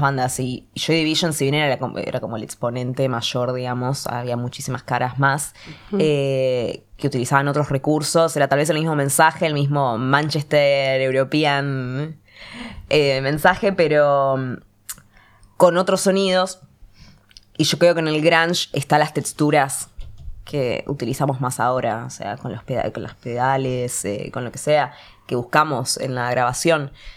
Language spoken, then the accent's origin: Spanish; Argentina; uno ya como argentino está tan acostumbrado al bardo